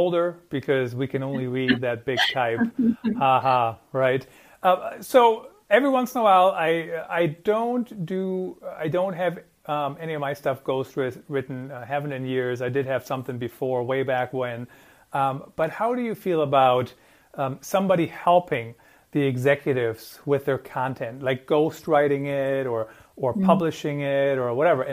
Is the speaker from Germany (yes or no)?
yes; Germany; English is a second language; moved away; also born or lived in Iowa; I grew up in Germany and I know my English is perfect now